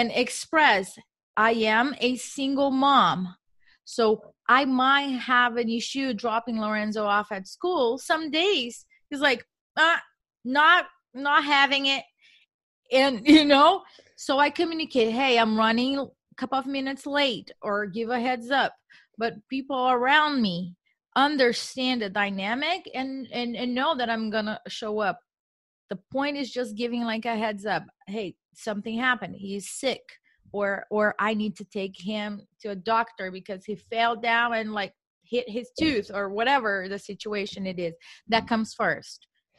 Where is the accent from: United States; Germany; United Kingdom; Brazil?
Brazil; English is a second language; I am a woman. I am from Brazil. I don't speak English, as English is not my first language. So I make a lot of mistakes.